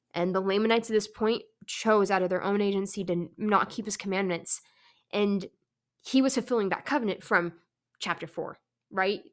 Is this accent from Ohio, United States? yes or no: no; California, United States; moved away; I am from California